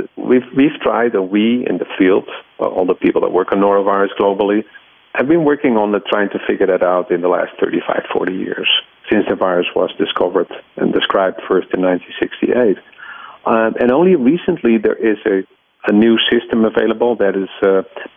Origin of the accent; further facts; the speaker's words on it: Netherlands; moved away as an adult; now in United States; I grew up in the Netherlands